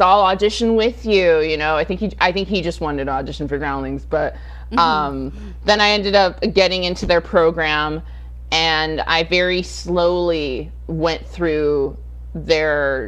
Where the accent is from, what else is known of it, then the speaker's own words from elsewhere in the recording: Rancho Cucamonga, California, United States; also born or lived in Sacramento, California / Los Angeles; I was born in Sacramento. We moved downstate. You know, my parents divorced when I was extremely young, and so my mom and her much older boyfriend raised my sister and I in Rancho Cucamonga for a significant amount of time.